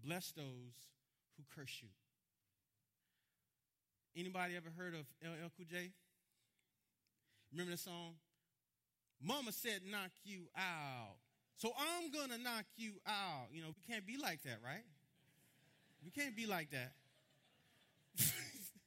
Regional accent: Miami, Florida, United States; I'm from Miami

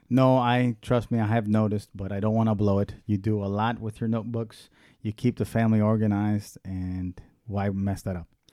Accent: Tampa, Florida, United States; also born or lived in Washington, D.C.; now in Miami, United States; I was born in Washington, D C, raised in Tampa, Florida.

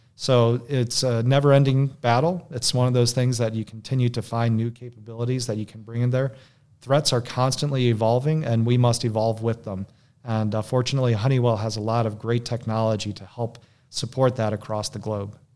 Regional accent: Michigan, United States; I was born and raised in Michigan

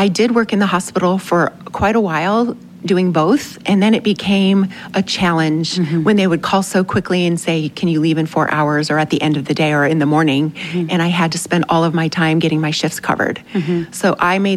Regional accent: United States; we're from America

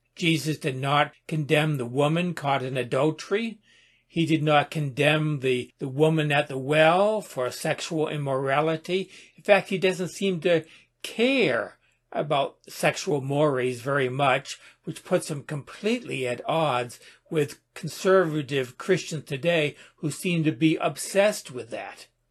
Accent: United States; I am an American

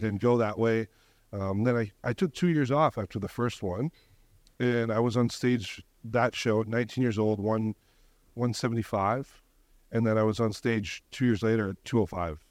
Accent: Canada; I'm from Canada

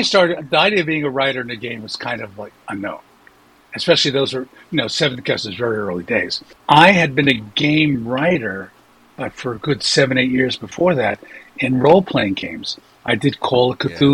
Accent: New York City, New York, United States; also born or lived in Dobbs Ferry, New York; I grew up in Brooklyn, going way back, Brooklyn, Dodgers

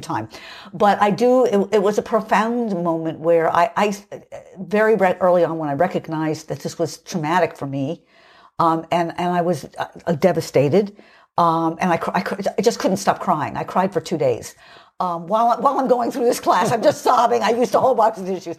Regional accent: United States

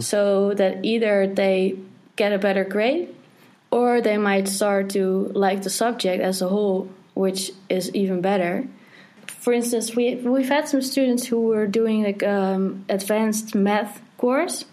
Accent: Netherlands; I'm from the Netherlands

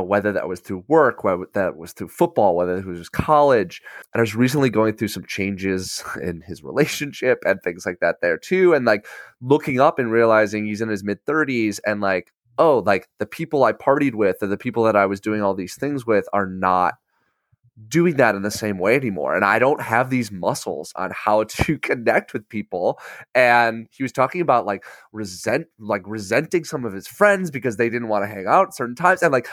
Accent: Batavia, Illinois, United States; I grew up in Batavia

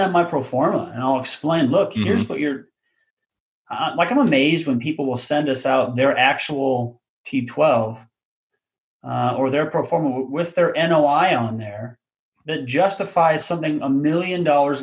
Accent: Council Bluffs, Iowa, United States; also born or lived in Omaha, Nebraska; So I was born in Counts Bluffs, Iowa, which is just a suburb of Omaha, Nebraska. So I've actually born and raised in the Omaha area, you know, grew up here.

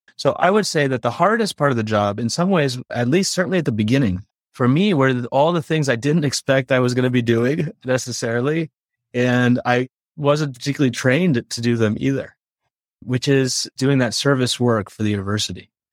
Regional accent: Gaithersburg, Maryland, United States; moved away as an adult; now in Chicago, United States; I grew up in Gaithersburg, Maryland, which is a suburb of Washington, D C

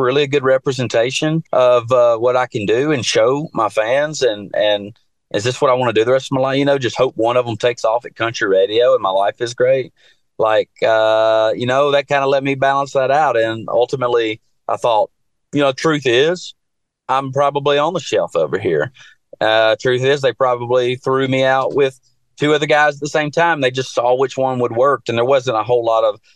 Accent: Jackson, Tennessee, United States; moved away as an adult; now in Nashville, United States; I'm from West Tennessee

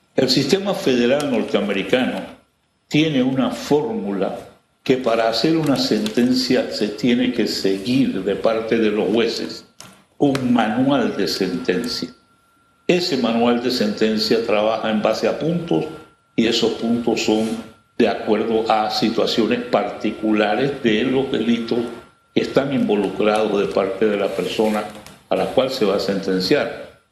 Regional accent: Panama; nosotros como panameños

